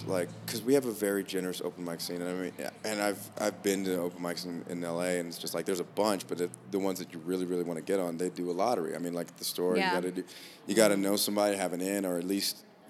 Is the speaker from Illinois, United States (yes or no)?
no; Los Angeles, California, United States; moved away as an adult; now in Utah, United States; And see, I'm originally from Los Angeles, and I got stationed out in Utah.